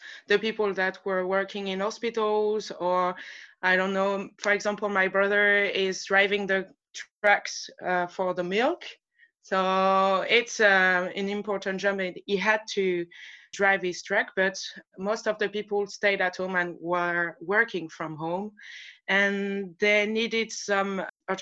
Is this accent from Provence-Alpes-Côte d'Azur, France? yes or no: no; Normandy, France; accent: French; English is a second language; moved away as an adult; also born or lived in New Zealand / Australia; So I come from Normandy. It's on the west coast, on the north.